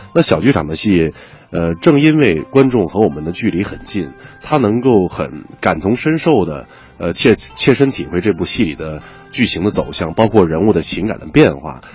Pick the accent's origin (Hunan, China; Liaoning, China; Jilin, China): Liaoning, China; moved away as an adult; now in Beijing, China; 我作为一个，就是说东北人来讲，我是一个辽宁人